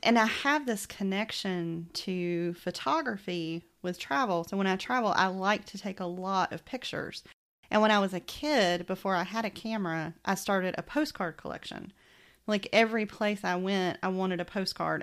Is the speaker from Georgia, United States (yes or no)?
yes; Macon, Georgia, United States; accent: Southern; moved away; my accent was hysterical to people who were not from Macon, Georgia